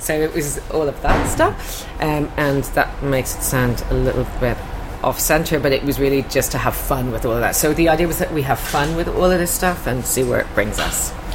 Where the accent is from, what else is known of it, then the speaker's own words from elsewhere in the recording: Ireland; I'm from Ireland